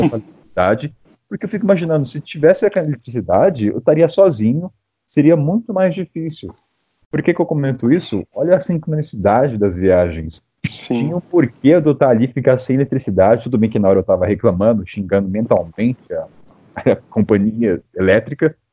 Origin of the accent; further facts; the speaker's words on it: Brazil; sou do Brasil